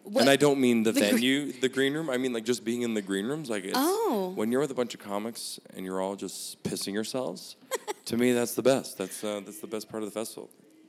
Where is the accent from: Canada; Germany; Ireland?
Canada; If I'm outside of Canada, I'll say I'm Canadian. And if I'm in Canada, I'll say I'm Italian.